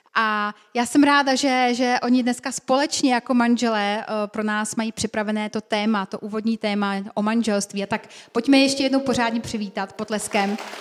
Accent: Slovakia; Já jsem se narodila na Slovensku v hornicky malém městečku

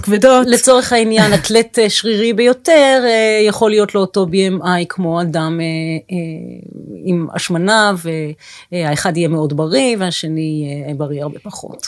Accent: Tel HaShomer, Tel Aviv District, Israel; נולדתי בתל אביב, ביליתי את שנותיי הראשונות בתל השומר

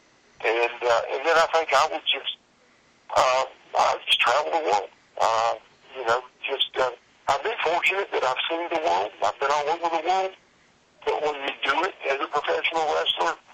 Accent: Columbia, South Carolina, United States; my hometown of Columbia, South Carolina

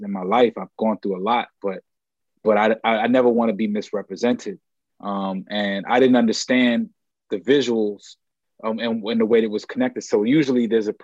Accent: New York, United States; I grew up in New York, but if you like look behind my head, there's project buildings and, I went to school in the Polo Grounds

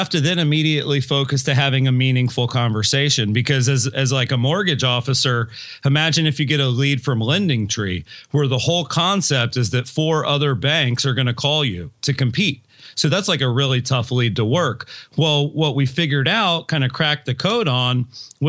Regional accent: United States; I'm from Polk County

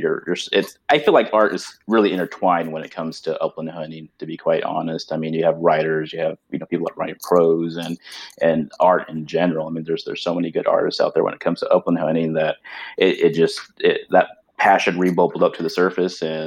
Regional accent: Southern California, United States; also born or lived in Arizona; I was born and raised in Southern California

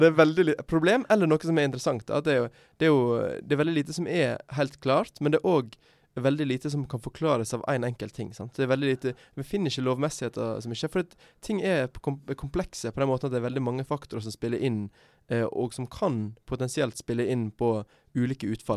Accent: Sogn og Fjordane, Vestland, Norway; moved away; i Sogn og Fjordane, f.eks., der jeg er fra

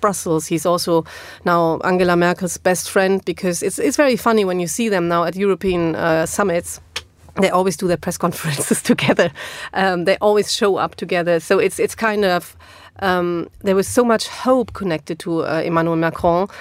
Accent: Germany; English is a second language; moved away; is in my hometown

